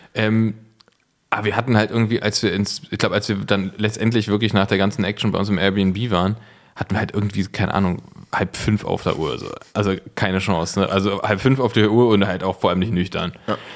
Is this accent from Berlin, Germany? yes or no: yes; Berlin, Germany; bin ich Berliner Original. Ähm, ich bin, nee, ich bin tatsächlich von hier, bin immer hier gewesen.